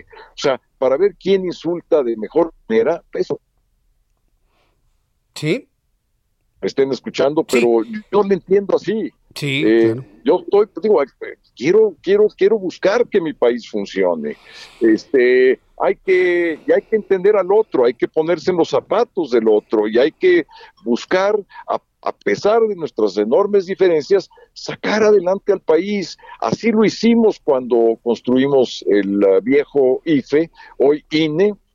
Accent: Mexico; estamos ahí porque somos mexicanos, porque eso es lo que realmente cuenta

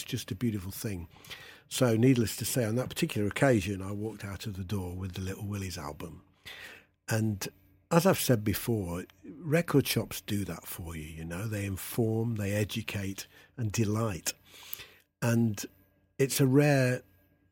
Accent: Derby, East Midlands, United Kingdom; My hometown of Derby was well known for its record stores

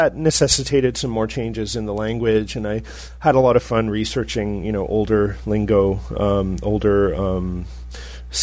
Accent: Canada; I'm Canadian.

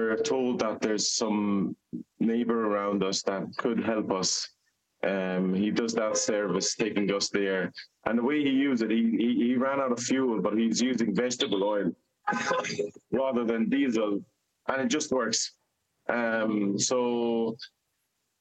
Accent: Gaza, Gaza Strip, Palestine; now in Dublin, Ireland; the lovely city that I was raised up in Gaza

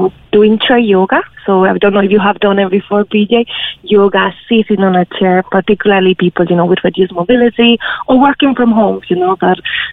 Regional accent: Spain; moved away as an adult; now in Ireland; I'm originally from Spain, and I was in Ireland working.

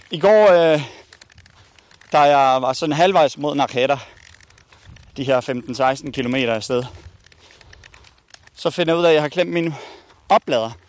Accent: Spain; Danish is a second language; De stjæler ikke for mig, fordi jeg er spanier.

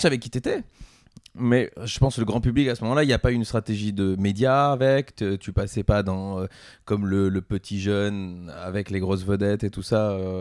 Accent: Belgium; en tant que Belge

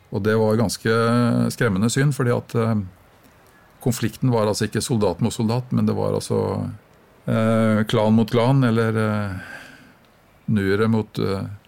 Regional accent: Norway; jeg er nordmann

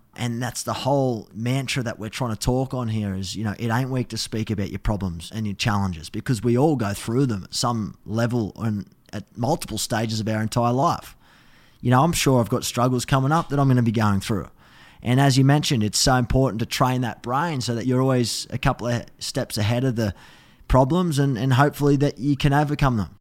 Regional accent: Australia; as an Aussie

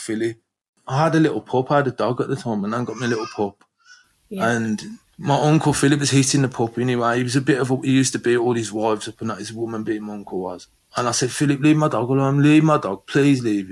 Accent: London, United Kingdom; growing up in London with my mum and her partner at the time.

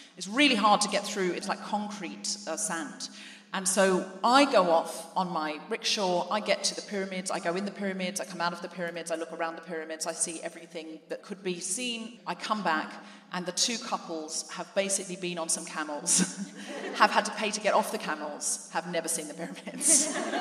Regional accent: Gold Coast, Queensland, Australia; moved away as an adult; also born or lived in New Zealand; now in London, United Kingdom; I came to London from Australia, where I was raised

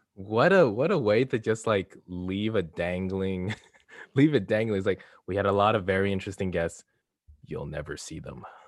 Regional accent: Canada; I'm Canadian

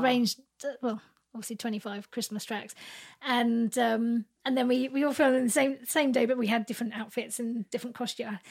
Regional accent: Reading, South East England, United Kingdom; I grew up in Reading

